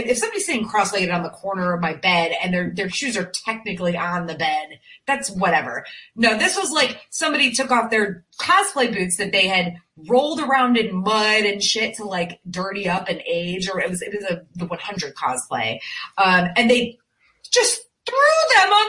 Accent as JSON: {"language": "English", "region": "Connecticut", "country": "United States", "moved": "yes", "lives_now": "Greenville, South Carolina, United States", "said": "I'm from Connecticut originally"}